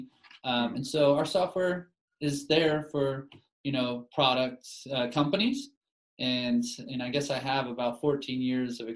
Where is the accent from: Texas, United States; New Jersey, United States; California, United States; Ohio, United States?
Texas, United States; Dallas; now in Utah, United States; where I'm from Dallas in Texas, sports are religion